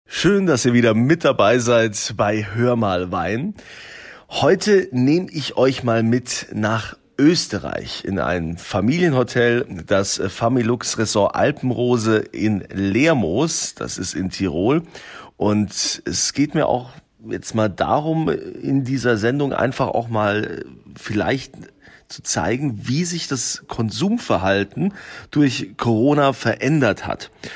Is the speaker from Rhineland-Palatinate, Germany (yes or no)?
yes; Rhineland-Palatinate, Germany; bei uns in Deutschland, in Rheinland-Pfalz